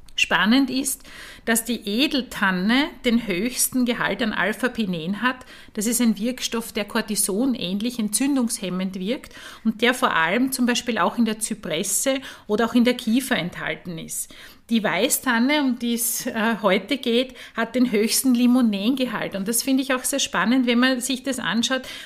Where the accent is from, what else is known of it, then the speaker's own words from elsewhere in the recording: Eastern Styria, Austria; ich komme aus der Oststeiermark